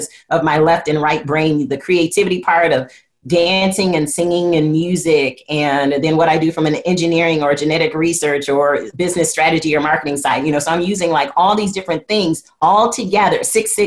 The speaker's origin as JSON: {"language": "English", "town": "Flint", "region": "Michigan", "country": "United States", "said": "I'm from Flint, Michigan"}